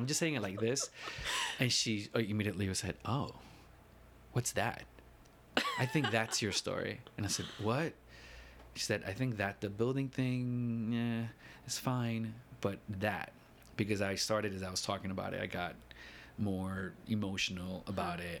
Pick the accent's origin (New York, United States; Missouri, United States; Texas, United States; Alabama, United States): New York, United States; New York City; moved away as an adult; also born or lived in Chicago; now in New York City, United States; I grew up in the Lower East Side over on Allen and Stanton.